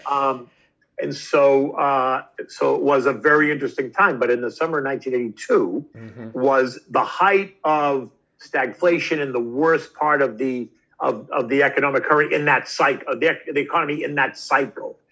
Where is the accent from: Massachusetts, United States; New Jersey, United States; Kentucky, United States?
Massachusetts, United States; Boston; I was a kid from Boston.